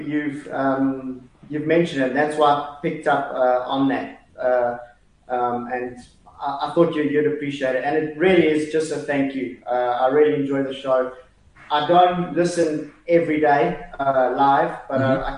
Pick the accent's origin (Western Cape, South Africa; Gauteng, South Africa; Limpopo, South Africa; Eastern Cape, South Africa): Gauteng, South Africa; Johannesburg; accent: South African; moved away as an adult; also born or lived in London, United Kingdom; now in Milan, Italy; I grew up in South Africa, stayed there till I was about 25.